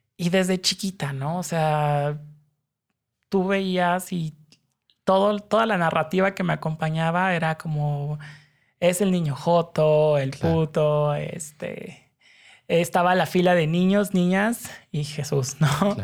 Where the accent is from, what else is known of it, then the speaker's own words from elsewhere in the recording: Mexico City, Mexico; Yo crecí acá en la Ciudad de México